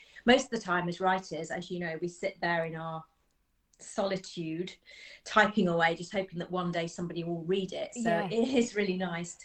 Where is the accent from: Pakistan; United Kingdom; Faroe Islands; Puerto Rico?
United Kingdom; Birmingham, West Midlands; now in Nottinghamshire, United Kingdom; I grew up in Birmingham, actually, in the south side of Birmingham.